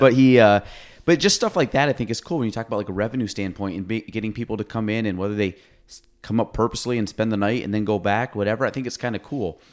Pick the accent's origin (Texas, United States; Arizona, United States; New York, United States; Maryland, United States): New York, United States; Chazy; I grew up in Chase Zee, Every, went through Plattsburgh